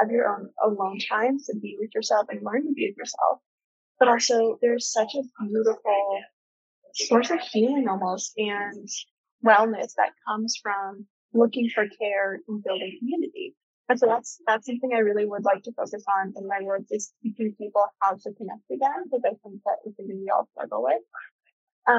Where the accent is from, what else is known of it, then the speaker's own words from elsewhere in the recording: Colorado, United States; moved away as an adult; now in New York, United States; I'm from Colorado